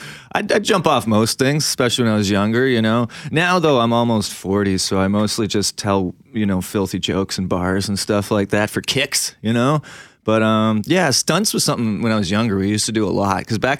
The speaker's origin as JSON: {"language": "English", "country": "Canada", "said": "I just tell them I'm Canadian."}